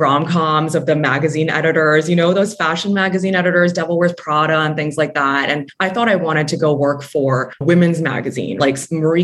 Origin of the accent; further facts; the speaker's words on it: Hong Kong; also born or lived in Kuala Lumpur, Malaysia; I was born in Kuala Lumpur and moved here when I was 6 months old. So I very much consider myself both a Hong Konger and Malaysian